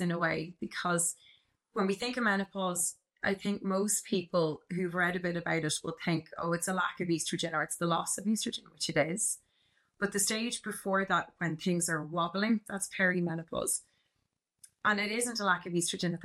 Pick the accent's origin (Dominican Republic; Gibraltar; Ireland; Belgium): Ireland; Dublin, Leinster; also born or lived in Canada; I am a GP and I'm from Dublin, and then I moved to Canada in 2014